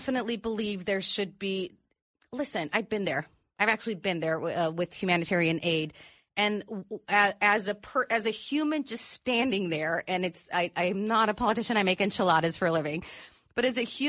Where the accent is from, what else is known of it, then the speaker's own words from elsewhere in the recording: Tijuana, Baja California, Mexico; also born or lived in San Diego, California; I grew up living in Tijuana